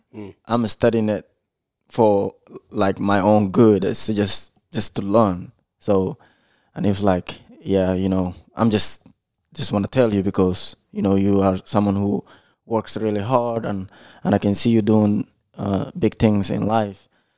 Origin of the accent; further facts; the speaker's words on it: United States; It's pretty much after I seen a lot of things in growing up in the United States